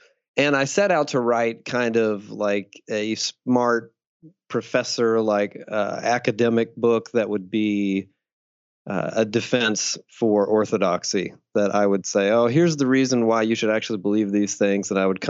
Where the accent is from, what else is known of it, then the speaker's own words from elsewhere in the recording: Deep South, United States; I grew up in the Deep South, fundamentalist Southern Baptist during the satanic panic of the 80s and 90s